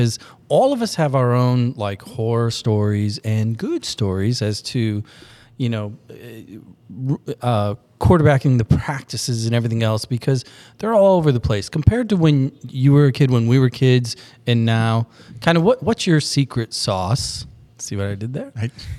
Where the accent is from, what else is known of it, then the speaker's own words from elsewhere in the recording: Granite City, Illinois, United States; No, but I'm from Granite City, so I have an excuse to not know.